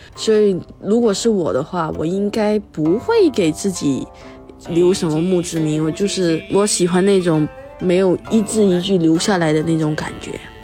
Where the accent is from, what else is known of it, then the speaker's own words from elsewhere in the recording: Malaysia; 我是一个辩论员，我是马来西亚人，主席是福建，而我妈呢是个客家人